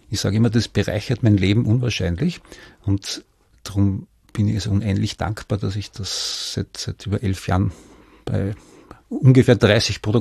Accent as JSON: {"language": "German", "region": "Vienna", "country": "Austria", "said": "Ich stamme aus Wien"}